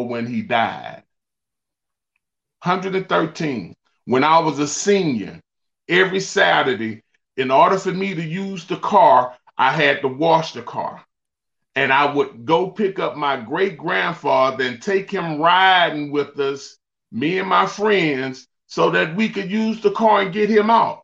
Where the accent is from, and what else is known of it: Beaumont, Texas, United States; born or raised there